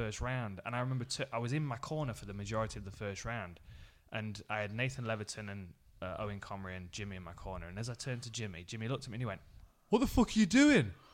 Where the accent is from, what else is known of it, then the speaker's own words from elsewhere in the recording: Nottingham, East Midlands, United Kingdom; I was fighting in my hometown.